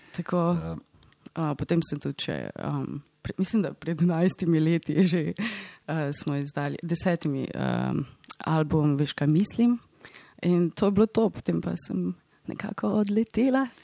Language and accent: Slovenian; Slovenia; moved away; Slovenija je in bo vedno moj dom